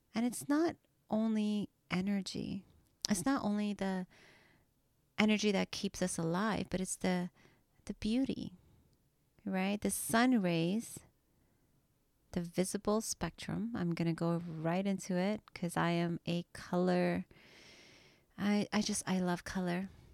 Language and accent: English; Trinidad & Tobago; now in Canada; I was born in Trinidad and, you know, I came to Canada and my English wasn't perfect.